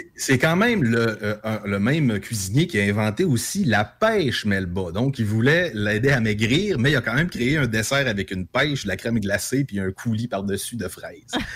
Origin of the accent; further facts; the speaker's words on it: native region around Saint-Honoré, Quebec, Canada; s'il y a un endroit où la langue française dans les shops est maganée, ben c'est un peu dans ma région natale